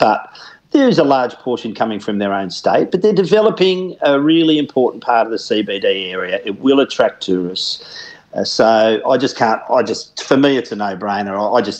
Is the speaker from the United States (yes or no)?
no; Victoria, Australia; now in Western Australia, Australia; growing up in Victoria, going to the grand finals at the MCG many years